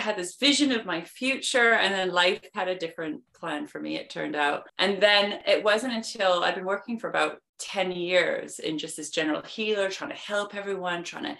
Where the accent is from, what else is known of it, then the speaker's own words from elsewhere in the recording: Vancouver, British Columbia, Canada; now in London, United Kingdom; I am originally from Vancouver, Canada, but I've been living in London, England for over 20 years, which is why I have a weird accent, just to explain that in the beginning.